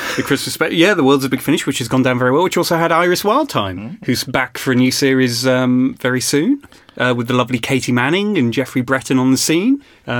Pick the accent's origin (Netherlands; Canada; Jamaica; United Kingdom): United Kingdom; Birmingham, West Midlands; now in Cardiff, United Kingdom; I was born in Birmingham